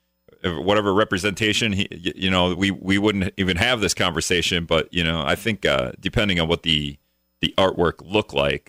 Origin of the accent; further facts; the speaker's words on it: Greenville, Wisconsin, United States; now in La Crosse, United States; I'm not a La Crosse native, the statue in terms of, you know, growing up. The only thing I have for growing up in Greenville, Wisconsin